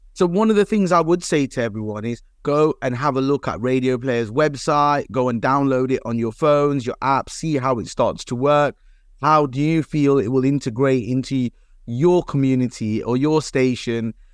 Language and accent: English; Leicester, East Midlands, United Kingdom; Leicester element, because it's my hometown